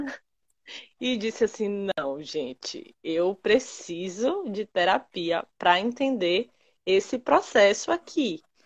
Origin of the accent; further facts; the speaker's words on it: Uibaí, Bahia, Brazil; also born or lived in Camaçari / Feira de Santana; eu sou de Uibaí, que é uma cidade que fica bem no interior da Bahia